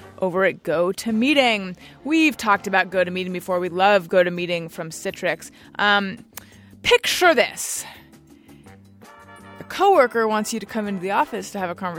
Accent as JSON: {"language": "English", "area": "Orange County", "region": "California", "country": "United States", "tie": "born or raised there", "said": "Gary and I grew up in Orange County"}